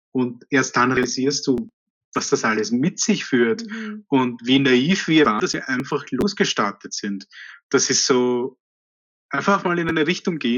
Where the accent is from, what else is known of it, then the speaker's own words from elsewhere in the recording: India; in meiner Kindheit habe ich regelmäßig Sojabällchen gegessen, weil ich bin in Indien aufgewachsen und Fleisch ist dort teuer